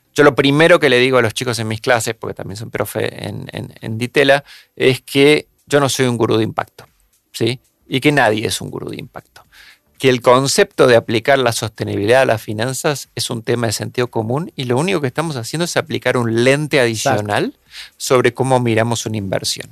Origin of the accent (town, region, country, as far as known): Argentina